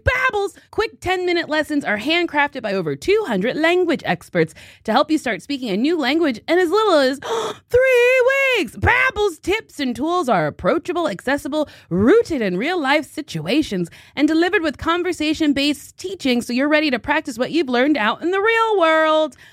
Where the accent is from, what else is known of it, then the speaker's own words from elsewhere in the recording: New Jersey, United States; I grew up in New Jersey